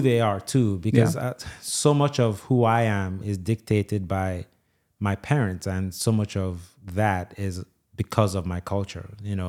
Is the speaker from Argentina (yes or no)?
no; Nigeria; like so much of I'm Nigerian, I'm an Igbo, that's my tribe.